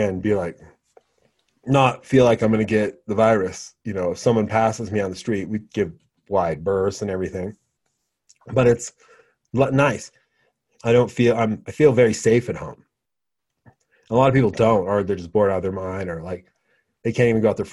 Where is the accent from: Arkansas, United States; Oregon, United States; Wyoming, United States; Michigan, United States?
Wyoming, United States; I grew up in Wyoming